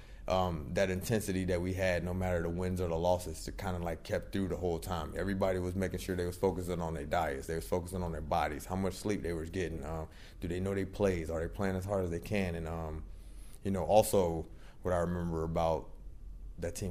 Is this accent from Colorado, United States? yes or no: no; Daytona Beach, Florida, United States; also born or lived in Louisiana; But when I was 6 months old, I moved to Daytona Beach, Florida. So I always say that I'm born and raised in Daytona Beach, Florida